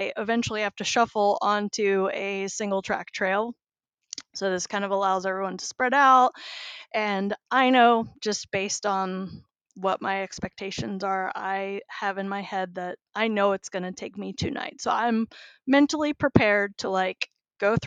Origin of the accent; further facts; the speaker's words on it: United States; being the American that I am and unfortunately only speak English